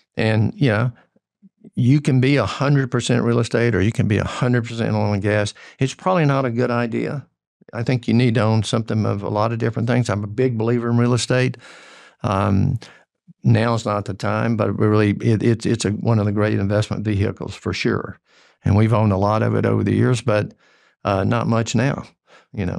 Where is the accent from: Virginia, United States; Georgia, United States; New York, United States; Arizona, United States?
Georgia, United States; Georgia-North Carolina border, United States; moved away; I grew up on the Georgia-North Carolina border, and it's, it was red dirt hillbillies, is what we were.